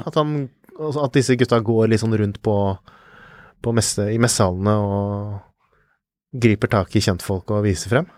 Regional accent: Fredrikstad, Østfold, Norway; min hjemby Fredrikstad

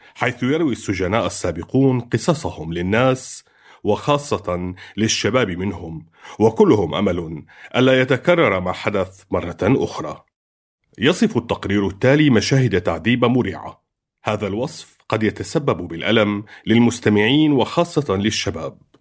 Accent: Damascus, Damascus Governorate, Syria; عمري 30 سنة وأنا من دمشق

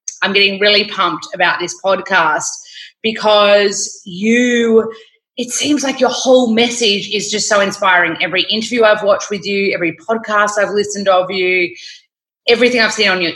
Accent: Victoria, Australia; accent: Australian; I'm from Australia. You can probably tell from my accent, very strong accent, but I'm from Victoria

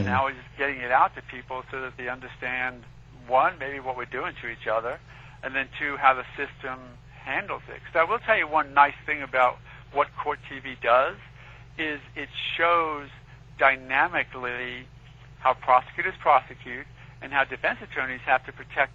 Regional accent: New York City, New York, United States; moved away; I grew up in Queens, so, you know, I love New York

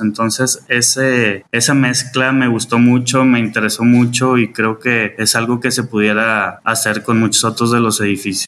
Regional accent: Monterrey, Nuevo León, Mexico; soy orgullosamente regio

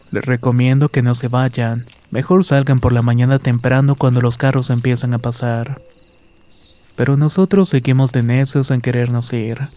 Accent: Comitán, Chiapas, Mexico; Soy originario de Comitán, Chiapas, y hace años trabajaba en la región selva en la localidad de Amparo Agua Tinta.

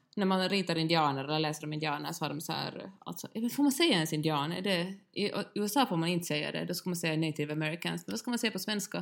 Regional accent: Finland

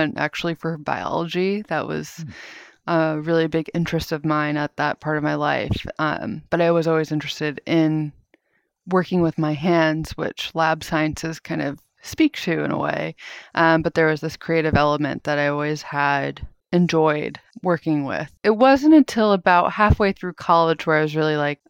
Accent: Long Island, New York, United States; now in New York City, United States; I'm from Long Island

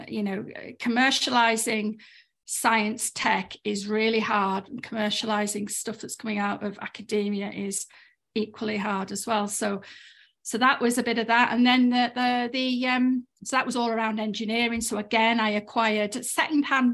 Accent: Cumbria, North West England, United Kingdom; moved away as an adult; also born or lived in Aberdeen; I grew up in Cumbria, in rural Cumbria

